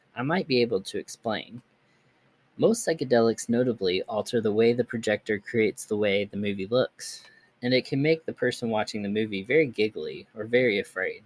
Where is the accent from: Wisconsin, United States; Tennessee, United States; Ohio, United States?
Wisconsin, United States; I grew up in Wisconsin for most of my childhood